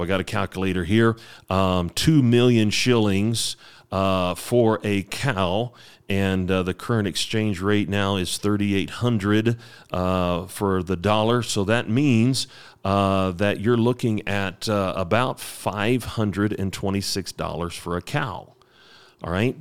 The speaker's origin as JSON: {"language": "English", "country": "United States", "moved": "yes", "said": "I'm an American"}